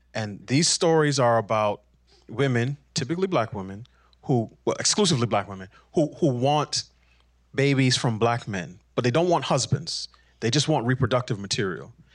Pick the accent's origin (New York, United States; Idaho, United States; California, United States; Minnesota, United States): New York, United States; New York City; I grew up in New York City.